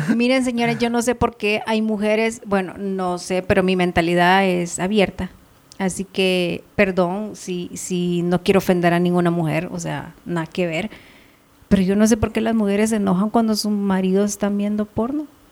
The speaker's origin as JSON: {"language": "Spanish", "region": "Ahuachapán", "country": "El Salvador", "moved": "yes", "lives_now": "Guatemala", "said": "me quedé en mi pueblo, Aguachapán"}